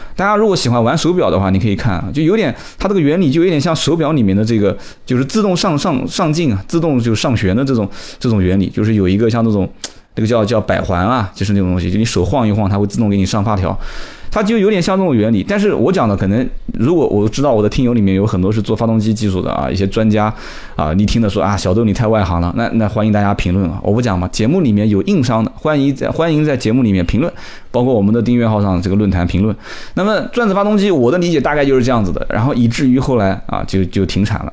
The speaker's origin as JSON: {"language": "Chinese", "town": "Nanjing", "region": "Jiangsu", "country": "China", "said": "我们南京话讲叫小杆子"}